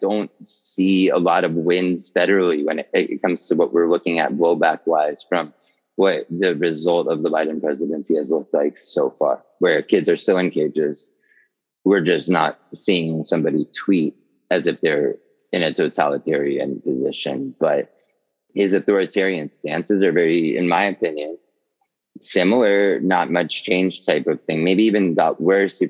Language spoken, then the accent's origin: English; New York, United States; I'm from New York